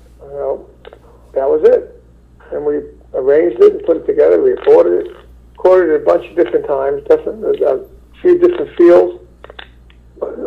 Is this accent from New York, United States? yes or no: yes; New York City, New York, United States; I'm from Brooklyn